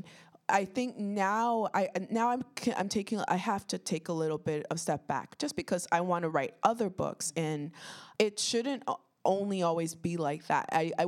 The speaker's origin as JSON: {"language": "English", "town": "Toronto", "region": "Ontario", "country": "Canada", "tie": "born or raised there", "said": "I grew up in Toronto. I lived in, now it's very diverse. I grew up in North Etobicoke and Jane and Finch represent Rexdale."}